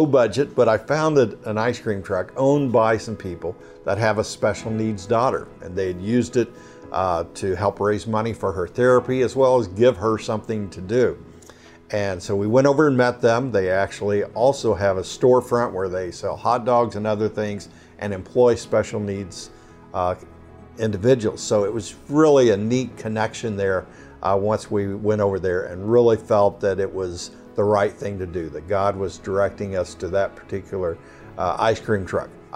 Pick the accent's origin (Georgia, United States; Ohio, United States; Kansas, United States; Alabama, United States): Kansas, United States; Southeast; born or raised there; moved away as an adult; also born or lived in St. Louis area; now in Cincinnati, United States